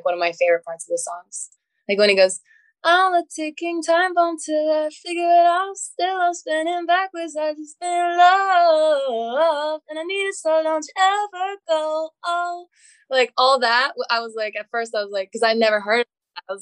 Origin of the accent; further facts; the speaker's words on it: Mississippi, United States; I'm from Mississippi